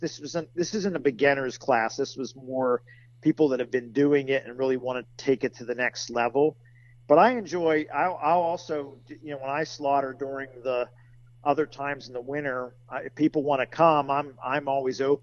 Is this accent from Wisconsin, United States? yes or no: no; Western Pennsylvania, United States; now in central Pennsylvania, United States; I grew up in Western PA